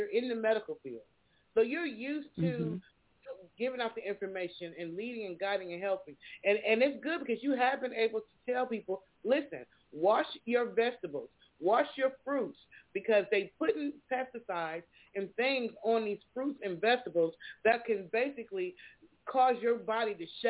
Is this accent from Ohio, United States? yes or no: yes; Columbus, Ohio, United States; You got them in my hometown, Columbus, Ohio.